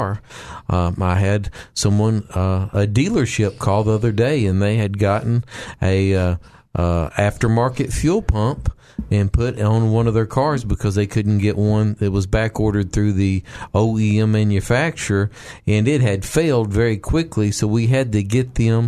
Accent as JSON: {"language": "English", "region": "the Ozarks", "country": "United States", "said": "I'm from the Ozarks"}